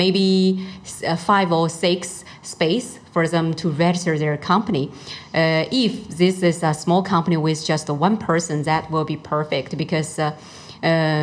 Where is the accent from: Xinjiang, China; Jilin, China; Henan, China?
Henan, China; Luoyang; English is a second language; moved away as an adult; also born or lived in Beijing; I grew up in countryside in Middle China, Henan province.